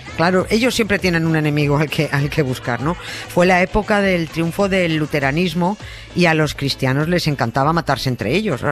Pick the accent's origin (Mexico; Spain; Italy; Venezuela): Spain; como española